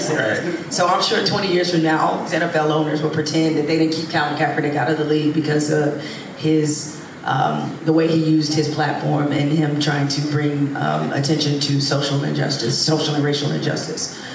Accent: Detroit, Michigan, United States; growing up in Detroit

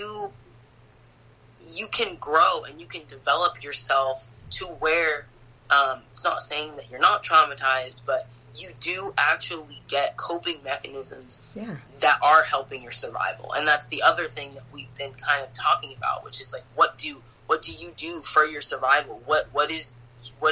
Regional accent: West Coast, United States; now in Oakland, United States; I'm from the West Coast, so I definitely identify as having an experience of a West Coast Black person

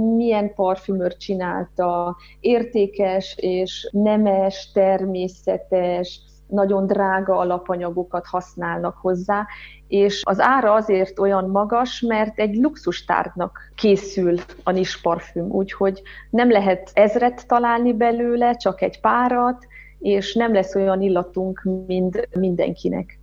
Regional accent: Harghita Mountains, Harghita County, Romania; born or raised there

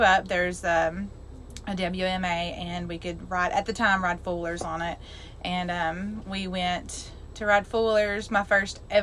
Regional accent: Arkansas, United States; I'm from Arkansas

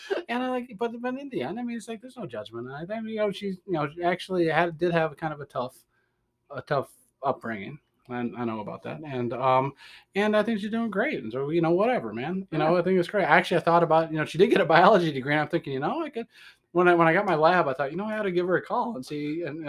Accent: Detroit, Michigan, United States; accent: Midwestern; That's my other accent, Detroit.

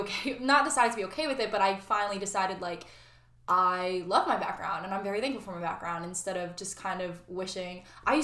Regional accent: Monroe, United States; Christine and I growing up in Monroe, which is a white community

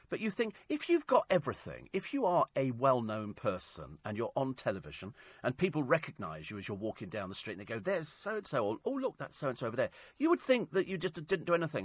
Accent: United Kingdom; we're British

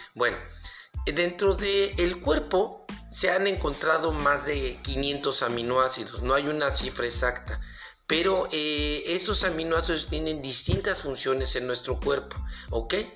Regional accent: Mexico; aquí de México, de donde soy originario

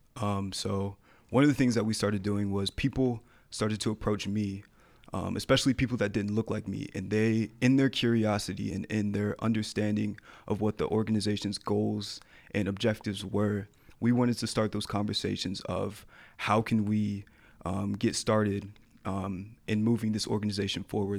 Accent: Atlanta, Georgia, United States; moved away; also born or lived in Colorado; I was born in Atlanta, Georgia

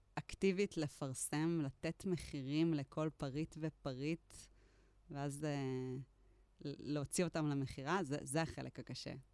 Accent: Netanya, Central District, Israel; moved away as an adult; also born or lived in Tel Aviv / Givatayim; now in Kibbutz Moran, Israel; נולדתי בנתניה. במקור מהמרכז.

